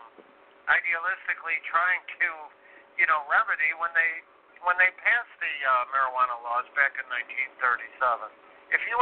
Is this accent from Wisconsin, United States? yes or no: no; Illinois, United States; my home state of Illinois